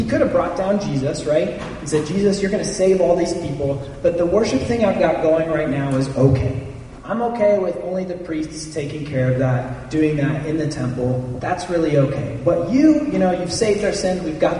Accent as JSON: {"language": "English", "country": "Germany", "tie": "born or raised there", "moved": "yes", "said": "I grew up in Germany"}